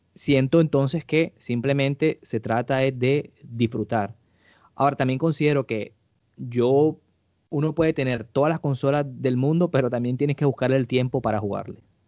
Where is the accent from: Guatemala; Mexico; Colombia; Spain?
Colombia; yo como colombiano